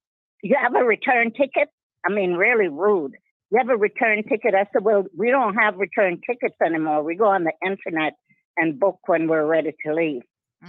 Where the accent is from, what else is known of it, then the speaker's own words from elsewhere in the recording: Jamaica; now in Denver, United States; I was born in Jamaica, but I've lived in the United States for 60 years